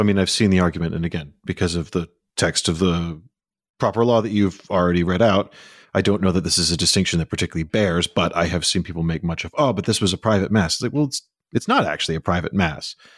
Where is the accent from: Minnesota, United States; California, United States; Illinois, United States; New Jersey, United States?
Illinois, United States; Chicago; When I was growing up in Chicago, where it was often cold